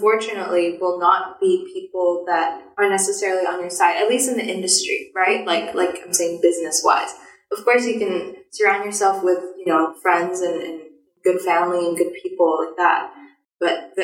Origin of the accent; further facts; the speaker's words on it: Singapore; now in Hong Kong; I'm Singaporean